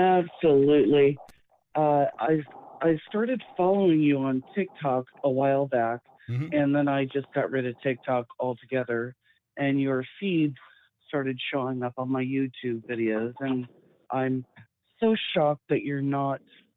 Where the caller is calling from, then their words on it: South Carolina, United States; I'm a current transplant from Southern California to South Carolina.